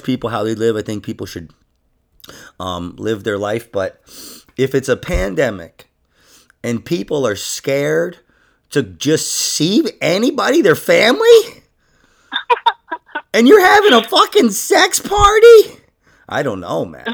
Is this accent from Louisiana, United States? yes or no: no; New York, United States; I'm from New York.